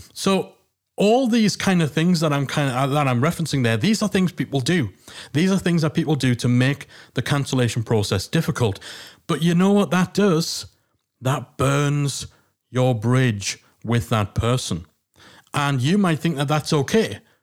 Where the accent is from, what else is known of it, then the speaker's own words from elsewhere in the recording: Newcastle upon Tyne, North East England, United Kingdom; accent: Geordie; the Geordie accent